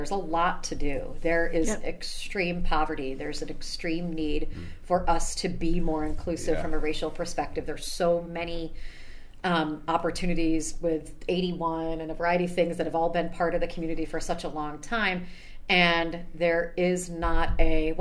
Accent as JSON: {"language": "English", "town": "Camillus", "region": "New York", "country": "United States", "moved": "as an adult", "lives_now": "Syracuse, United States", "said": "I'm from Camillus"}